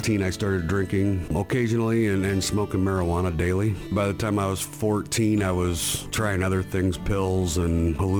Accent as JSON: {"language": "English", "region": "Iowa", "country": "United States", "said": "I'm from Iowa."}